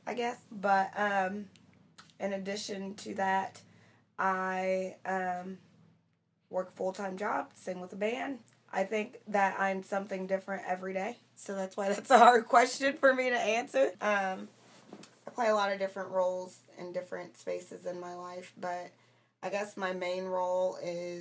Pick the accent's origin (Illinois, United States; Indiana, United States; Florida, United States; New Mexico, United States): Indiana, United States; Muncie; moved away; I'm from Muncie, Indiana, originally.